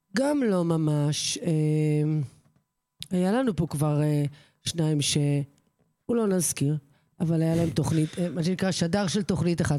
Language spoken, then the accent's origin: Hebrew; Kfar Vitkin, Central District, Israel; שבכפר ויתקין היה קונדיטור, אחד הטובים בארץ, בנמי ברטיני שביט, או- או עוגות של בנמי, שהוא היה- עושה עוגות צרפתיות, אה, גורמה. זה היה אצלנו במושב